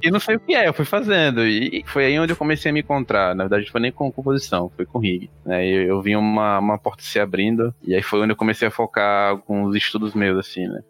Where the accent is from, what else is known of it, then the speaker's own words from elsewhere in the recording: Aracaju, Sergipe, Brazil; moved away as an adult; now in São Paulo, Brazil; eu sou de Aracaju, Sergipe, nasci lá, fiquei lá até os 22 anos. E aí eu vim pra São Paulo.